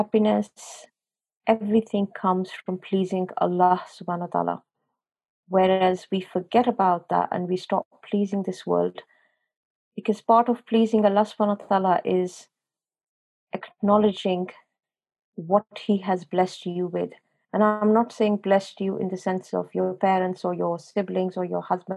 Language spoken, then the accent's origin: English; Pakistan; moved away as an adult; now in England; I was born and brought up in Pakistan, but when I came over here to England